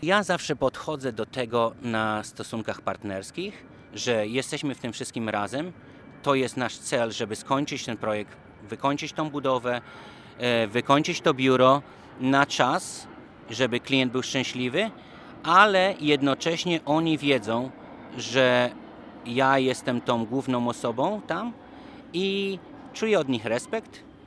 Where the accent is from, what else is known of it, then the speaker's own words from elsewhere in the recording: Poland; moved away as an adult; now in Washington, United States; z Polski